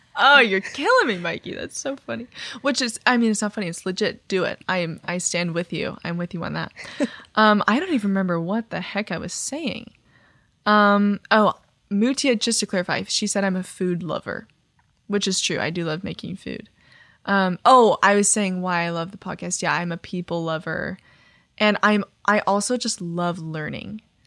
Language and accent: English; Texas, United States; moved away; I'm from Texas